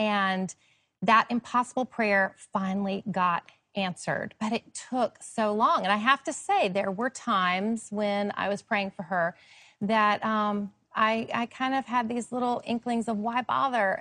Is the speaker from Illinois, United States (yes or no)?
no; Charlotte, North Carolina, United States; my hometown, Charlotte, North Carolina